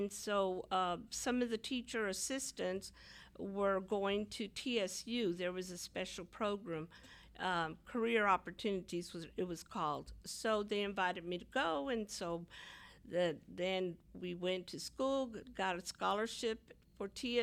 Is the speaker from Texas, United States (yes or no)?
yes; Houston, Texas, United States; I'm from the East Side. I went to Milby High School, graduated from Milby